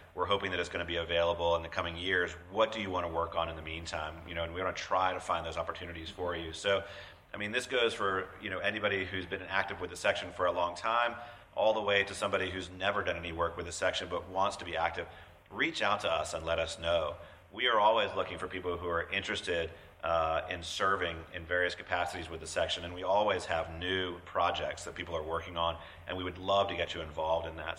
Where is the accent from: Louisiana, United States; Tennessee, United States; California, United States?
Tennessee, United States; Nashville; Nashville, my hometown